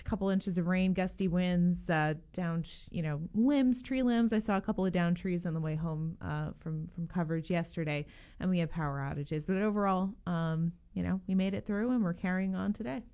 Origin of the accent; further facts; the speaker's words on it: Northeast, United States; now in Gainesville, United States; I'm originally from the Northeast